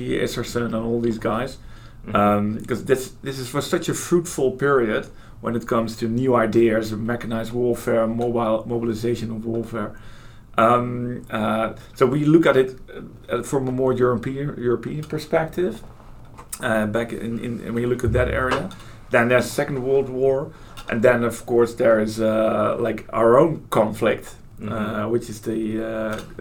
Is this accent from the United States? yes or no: no; Holland, Netherlands; I'm from Holland